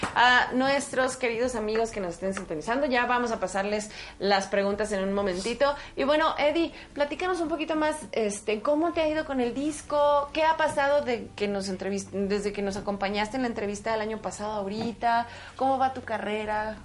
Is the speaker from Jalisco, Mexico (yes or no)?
no; Chihuahua, Mexico; yo vengo de Chihuahua